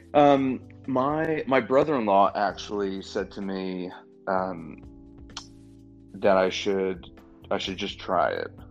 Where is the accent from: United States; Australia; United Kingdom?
United States; just outside of Manhattan, New York; now in Louisville, United States; I'm a New Yorker. I grew up just outside of Manhattan.